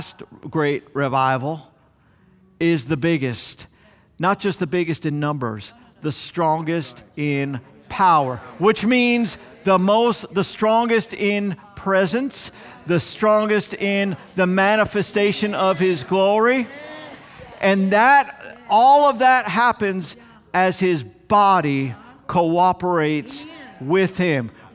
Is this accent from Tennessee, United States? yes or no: no; South Florida, United States; as a young man growing up in South Florida